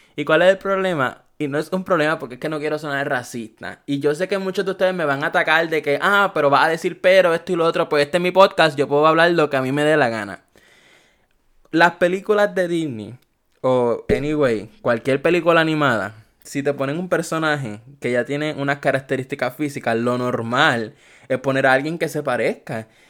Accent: Puerto Rico; Yo soy de Puerto Rico. So, aquí en Puerto Rico

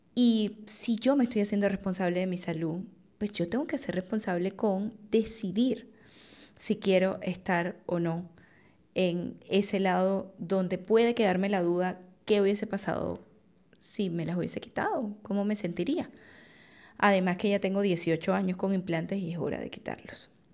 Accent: Venezuela; Yo soy venezolana, en Venezuela es bastante común una cirugía plástica

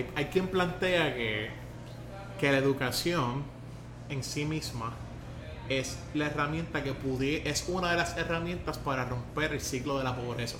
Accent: Puerto Rico; Yo la bandera puertorriqueña, y yo me siento orgulloso

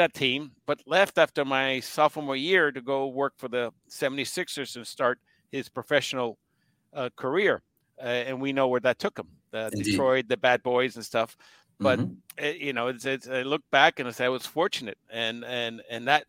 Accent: Puerto Rico; moved away; also born or lived in Washington, D.C. / Caguas, Puerto Rico; I grew up in Puerto Rico.

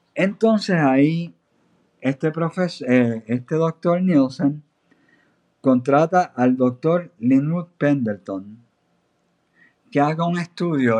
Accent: Aguada, Puerto Rico; moved away as an adult; also born or lived in United States; yo soy natural de Aguada. yo nací me crié en Aguada y viví en la zona hasta prácticamente los 19 años

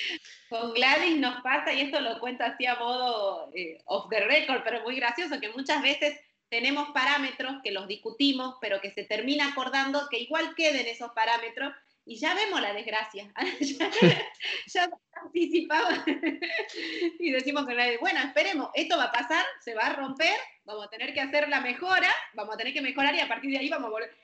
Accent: Argentina; now in Panama; Nací en Argentina, ahora estoy en Panamá

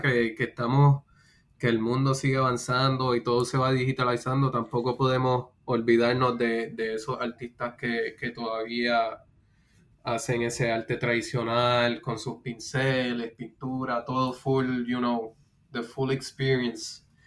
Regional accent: Puerto Rico; now in United States; soy de Puerto Rico, eh, residiendo en los Estados Unidos

